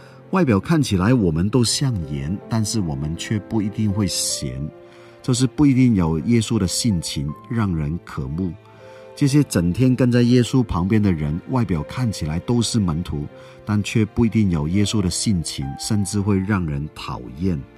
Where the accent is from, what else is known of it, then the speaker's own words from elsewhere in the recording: Hong Kong; moved away; 我在香港出生长大，后来到了其他地方生活。人在外地就特别想念家乡的食物